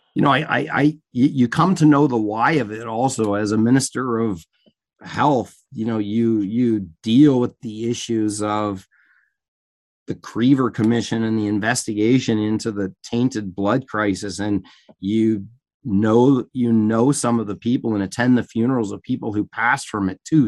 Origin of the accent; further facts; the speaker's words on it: Canada; as a Canadian that's traveled to the U